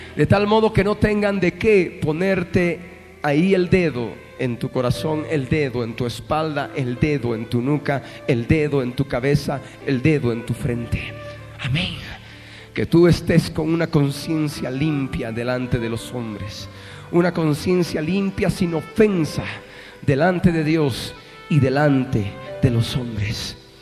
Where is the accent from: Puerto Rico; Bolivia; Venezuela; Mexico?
Bolivia; Somos bolivianos